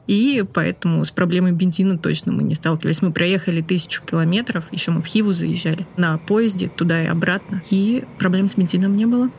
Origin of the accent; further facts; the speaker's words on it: Moscow, Russia; мы, москвичи